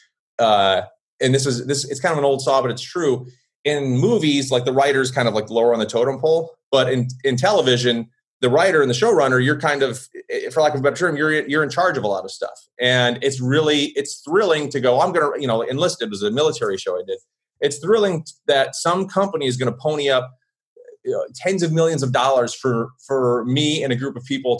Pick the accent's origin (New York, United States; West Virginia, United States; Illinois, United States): Illinois, United States; Blue Island; accent: Chicago; There's my Chicago accent coming out because I was born in Blue Island